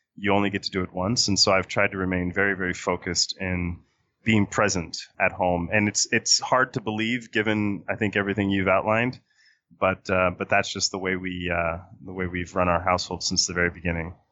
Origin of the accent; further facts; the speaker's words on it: Puerto Rico; now in Washington, D.C., United States; I was born and raised in Puerto Rico